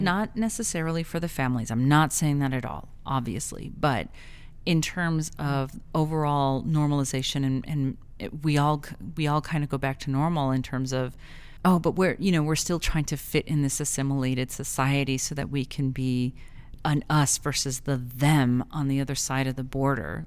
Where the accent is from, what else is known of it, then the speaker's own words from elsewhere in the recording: El Paso, Texas, United States; I grew up in El Paso